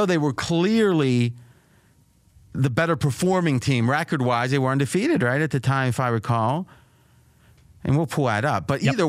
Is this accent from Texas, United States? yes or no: no; Ohio, United States; I grew up in Ohio.